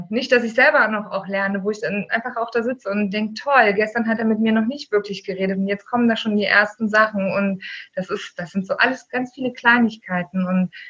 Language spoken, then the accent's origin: German; East Germany, Germany; Ich bin im äh, Osten groß geworden. Mhm. Also meine Kindheit habe ich im Osten verbracht.